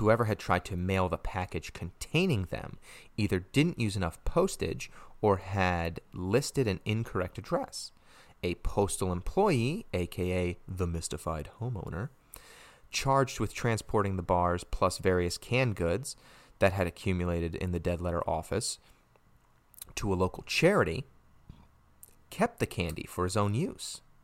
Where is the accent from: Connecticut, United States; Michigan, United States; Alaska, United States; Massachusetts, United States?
Connecticut, United States; my home state of Connecticut